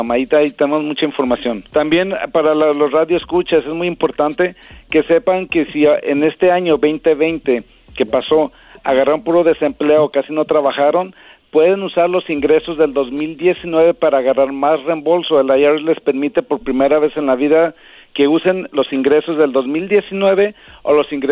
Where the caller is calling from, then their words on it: Memphis, Tennessee, United States; Eh, de Memphis, Tennessee.